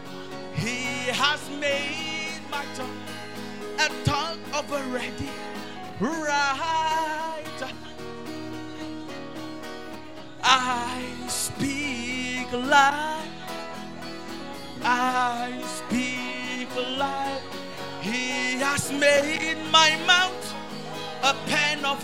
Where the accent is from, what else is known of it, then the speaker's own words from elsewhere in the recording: Akure, Ondo, Nigeria; I came from Akure